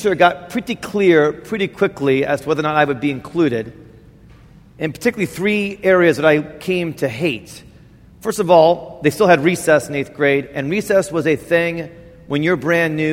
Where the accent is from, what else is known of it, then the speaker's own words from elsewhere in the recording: Indiana, United States; moved away; I grew up in Indiana